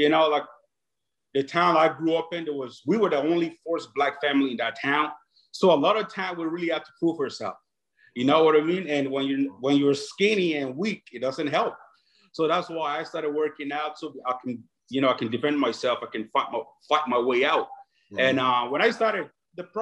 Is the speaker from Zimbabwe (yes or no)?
no; Dublin, Leinster, Ireland; also born or lived in Nigeria; I grew up in Dublin, Ireland. I was born in Nigeria.